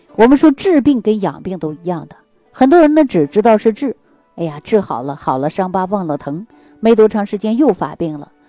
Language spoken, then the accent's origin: Chinese; Northeast China, China; 咱们中国人啊，特别是我们东北人